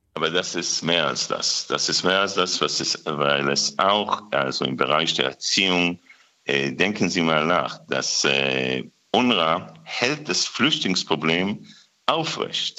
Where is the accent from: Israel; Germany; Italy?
Israel; wir Israelis